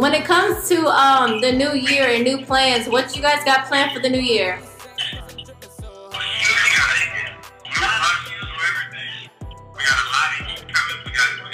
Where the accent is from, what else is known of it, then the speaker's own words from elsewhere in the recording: the Carolinas, United States; accent: Carolina twang; I'm from the Carolinas, so we got that Carolina twang up here